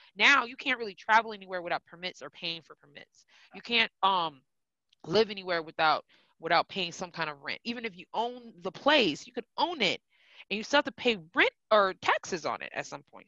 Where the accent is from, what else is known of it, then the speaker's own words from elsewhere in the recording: Milwaukee, Wisconsin, United States; I'm originally from Milwaukee, born and raised